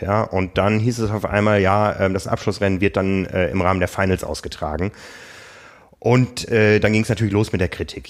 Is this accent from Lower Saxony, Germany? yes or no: yes; Osnabrück, Lower Saxony, Germany; moved away; meiner Heimat Osnabrück